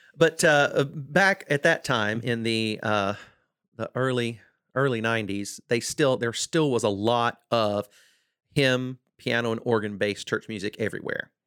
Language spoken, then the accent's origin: English; South Mississippi, United States; I grew up in South Mississippi